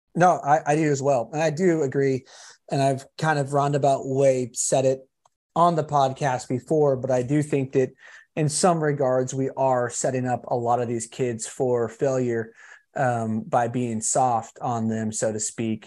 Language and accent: English; California, United States; I'm actually from California